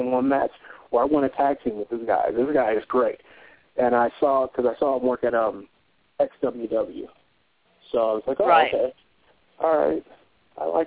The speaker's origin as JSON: {"language": "English", "town": "Detroit", "region": "Michigan", "country": "United States", "tie": "born or raised there", "also_born_or_lived": "California / Cincinnati", "moved": "as an adult", "said": "I'm from Detroit originally, born and raised in Detroit."}